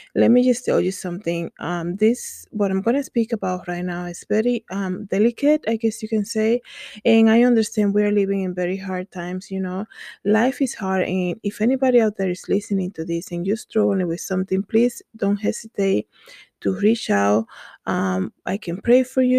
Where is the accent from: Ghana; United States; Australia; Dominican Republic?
Dominican Republic; English is a second language; moved away; I grew up in the Dominican Republic